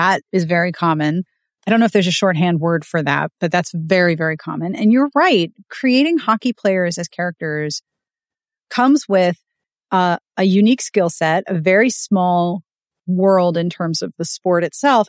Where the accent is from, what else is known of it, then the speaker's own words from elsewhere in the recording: Pittsburgh, Pennsylvania, United States; I grew up in Pittsburgh. And I grew up in Pittsburgh in the 90s